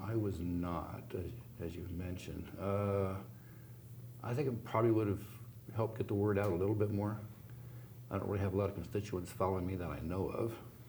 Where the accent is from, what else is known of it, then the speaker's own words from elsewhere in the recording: California Bay Area, United States; moved away as an adult; also born or lived in Scotland; now in Montana, United States; I was born in California. Oh, very cool. California Bay Area. Got out of there as soon as I could, joined the Navy right out of high school. Spent 8 years in the Navy, a couple years in school, then 2 years in Scotland with the Navy.